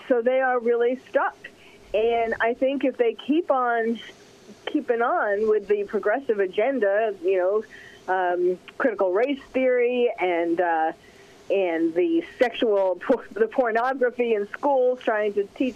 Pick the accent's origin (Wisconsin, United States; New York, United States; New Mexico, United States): New York, United States; New York City; I'm from New York, from New York City